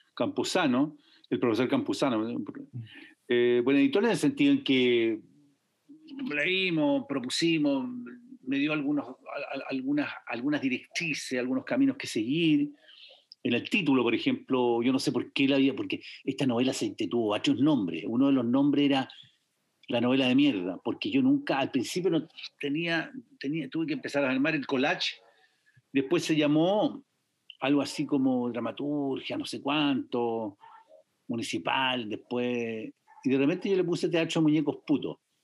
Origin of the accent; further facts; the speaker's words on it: Valparaíso, Chile; also born or lived in San Antonio, Chile; soy porteño